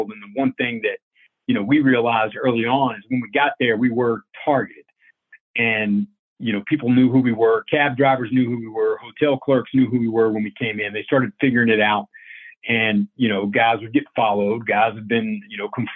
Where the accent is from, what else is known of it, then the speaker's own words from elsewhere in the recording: Virginia, United States; now I'm just back home in Virginia writing books and working on my little farm here